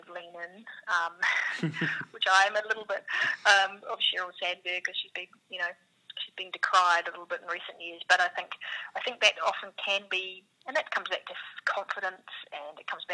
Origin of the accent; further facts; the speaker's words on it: New Zealand; accent: New Zealand; now in Australia; I'm a New Zealander, you probably hear from my accent